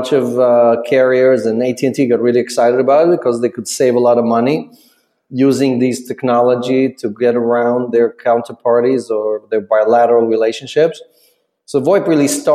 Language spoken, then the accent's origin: English; Ukraine; moved away; I'm an immigrant from the Ukraine